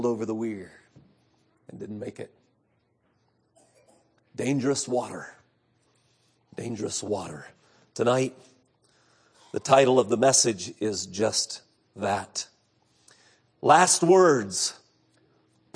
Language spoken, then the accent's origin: English; Central California, United States; I grew up in Central California.